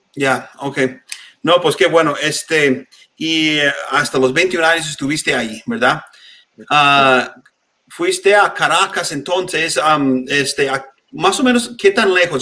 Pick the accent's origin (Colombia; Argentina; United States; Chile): United States; Spanish is a second language; also born or lived in Mexico City; crecí en un pueblo muy chiquito aquí en Estados Unidos